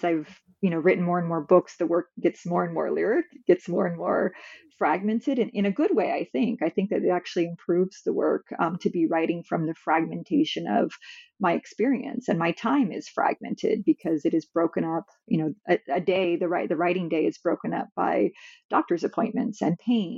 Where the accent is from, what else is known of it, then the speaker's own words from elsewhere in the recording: California, United States; moved away as an adult; also born or lived in Midwest; now in Massachusetts, United States; I'm from California